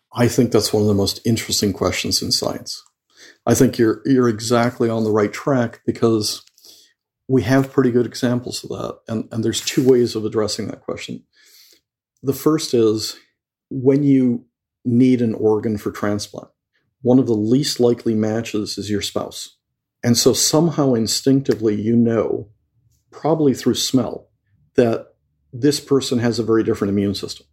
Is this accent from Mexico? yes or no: yes; Mexico; moved away; I grew up in Mexico and I went to Jesuit school